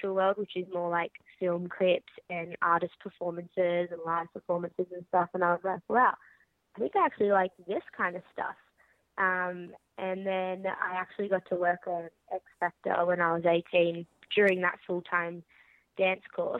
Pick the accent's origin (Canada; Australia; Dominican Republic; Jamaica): Australia; Sydney, New South Wales; I'm from Sydney in Australia. Grew up there.